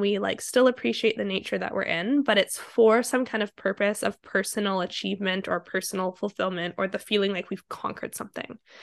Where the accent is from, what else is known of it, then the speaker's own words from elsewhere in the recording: Vancouver, British Columbia, Canada; I grew up in Vancouver